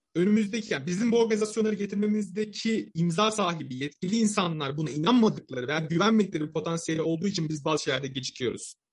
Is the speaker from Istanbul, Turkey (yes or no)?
no; Samsun, Turkey; Samsunluyum ben